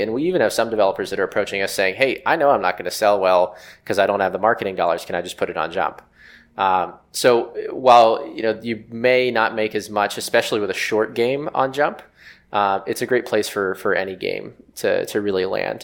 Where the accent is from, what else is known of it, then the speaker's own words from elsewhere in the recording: West Virginia, United States; I grew up in West Virginia, um, a small town outside of Pittsburgh